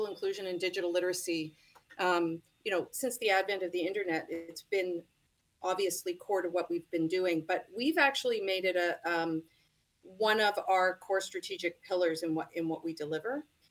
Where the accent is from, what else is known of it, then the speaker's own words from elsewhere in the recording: Toronto, Ontario, Canada; I'm born and raised in Toronto